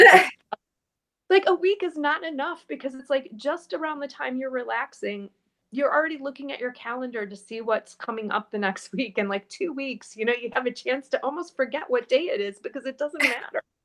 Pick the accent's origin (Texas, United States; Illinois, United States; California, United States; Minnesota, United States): Illinois, United States; a suburb of Chicago; I was born and raised in a suburb of Chicago